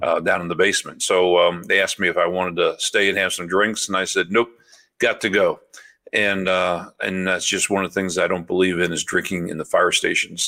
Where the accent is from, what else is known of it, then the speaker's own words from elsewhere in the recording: St. Louis, Missouri, United States; moved away as an adult; also born or lived in Memphis; now in Champaign, United States; I was born and raised in South Saint Louis